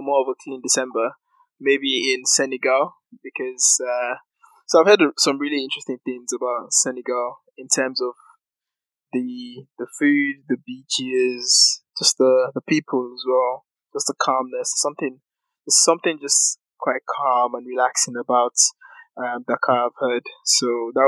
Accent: Nigeria; I am Nigerian

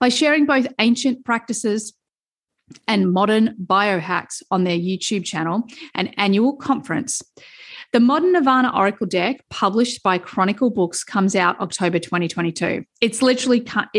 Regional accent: Melbourne, Victoria, Australia; in Melbourne where I grew up

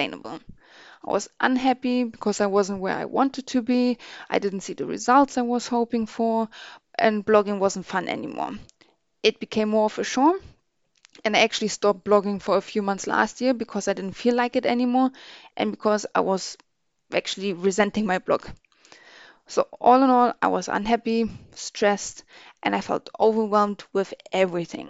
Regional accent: Berlin, Germany; moved away as an adult; now in United Kingdom; I was born and raised in Berlin in Germany, but moved to the UK over 10 years ago

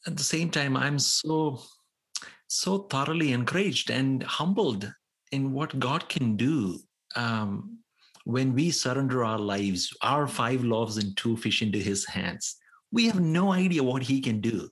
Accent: India; as an Indian

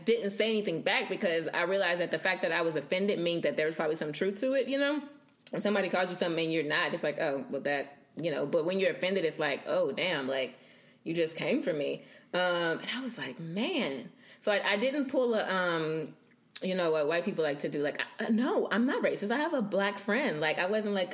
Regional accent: Bible Belt, the South, United States; growing up in the South and in the Bible Belt and in church

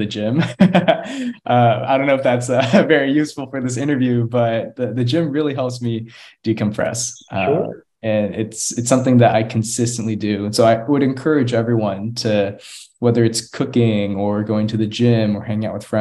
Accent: Austin, Texas, United States; also born or lived in Houston; now in Galveston, United States; back home to Austin to stay at my childhood home

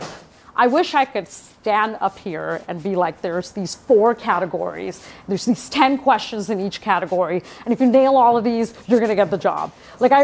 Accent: Toronto, Ontario, Canada; I'm from Toronto, I'm Canadian

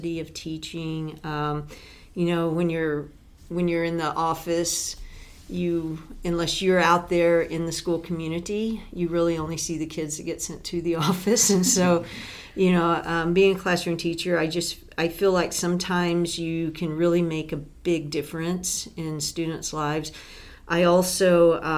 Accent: Deep East Texas, United States; moved away as an adult; also born or lived in Dallas-Fort Worth, Texas; now in Canada; I grew up in the United States in Texas, in Deep East Texas, right along the Louisiana border.

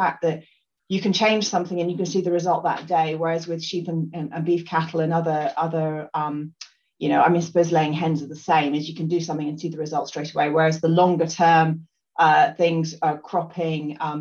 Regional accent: Scotland, United Kingdom; also born or lived in Lambourn, Berkshire; I grew up in Scotland

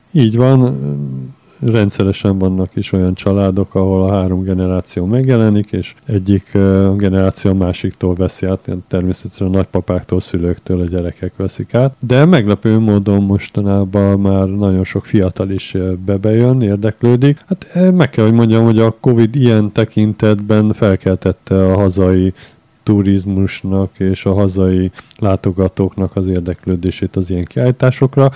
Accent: Budapest, Hungary; moved away; also born or lived in Budakalász / Szentendre; Mi alapvetően Budapesten születtünk, aztán a vállalkozásunk Budakalászhoz kötött minket

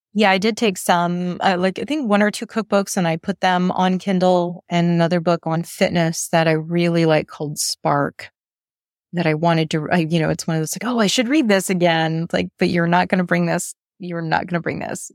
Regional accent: United States; moved away; as American

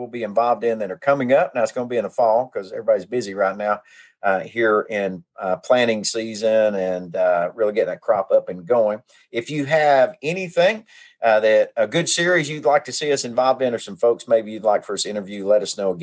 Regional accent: White and Cache River, Arkansas, United States; I grew up on the White and Cass River

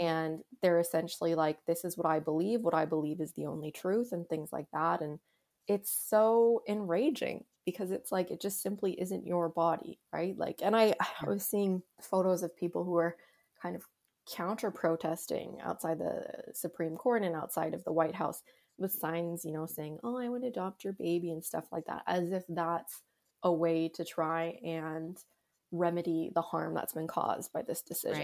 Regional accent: Canada; here in Canada

